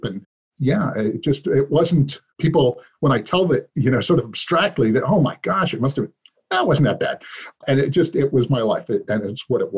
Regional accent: New York City, New York, United States; I grew up on the streets of New York

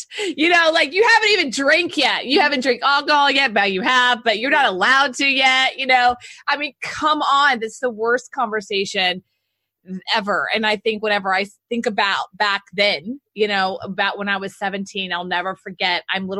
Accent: Texas, United States; And I'm from Texas, so I say it like with a Spanish accent.

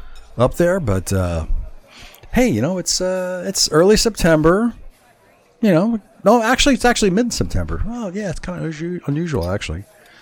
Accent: New Jersey, United States; moved away; my home state of Jersey

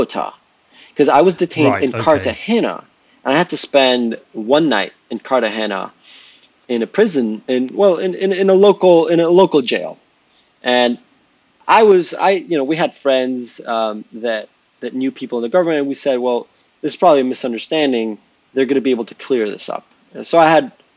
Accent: Jamaica; moved away; I'm Jamaican

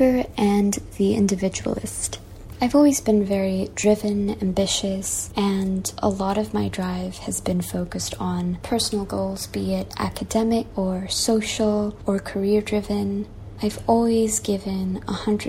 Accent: Malaysia; also born or lived in Singapore / Nepal / New York; I was born and raised in Malaysia, and that's where I am right now

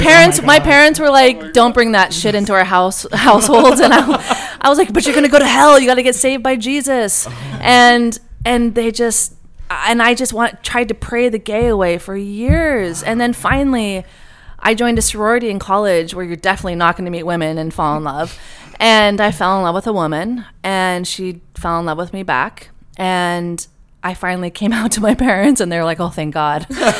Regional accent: Montana, United States; It was working in record stores, and it was I grew up in Montana, and although my parents are both like super liberal and like artists

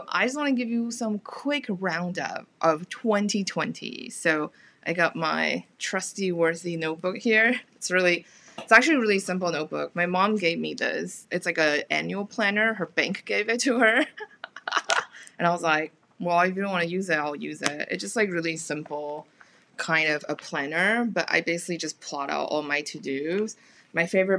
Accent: Taiwan; moved away; also born or lived in United States / United Kingdom; I'm from Taiwan originally

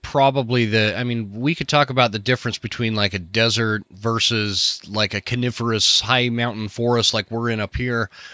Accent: Utah, United States; I grew up in in Utah where it was a lot more prominent to go hunting

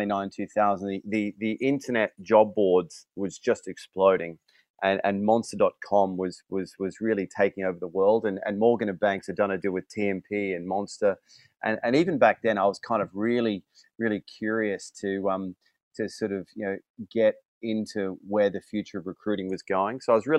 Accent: London, United Kingdom; Yeah, I'm here from London.

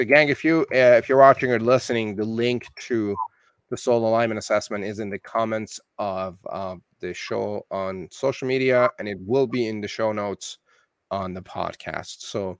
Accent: Iran; also born or lived in Canada; I'm Iranian Canadian, and there's a lot going on in Iran right now

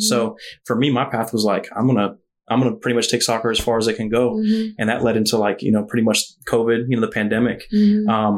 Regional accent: Weddington, North Carolina, United States; moved away as an adult; also born or lived in Charlotte, North Carolina; now in Harrisonburg, United States; I am from Charlotte, North Carolina, but was raised in a little suburb, you know, kind of on the south side of Charlotte called Weddington, North Carolina.

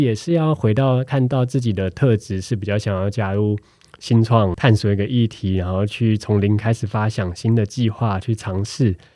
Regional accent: Taiwan; 他们知道我从台湾来

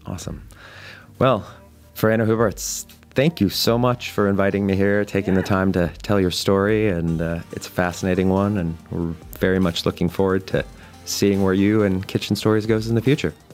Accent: Boulder, Colorado, United States; moved away; my hometown of Boulder, Colorado

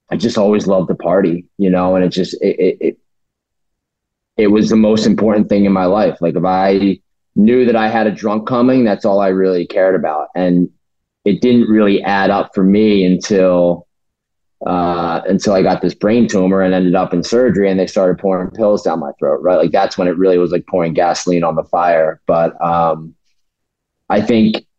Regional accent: New Jersey, United States; I grew up in South Jersey.

